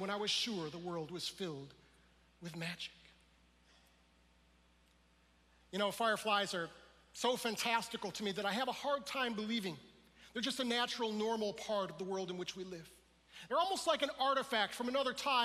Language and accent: English; Detroit, Michigan, United States; We're from the Detroit area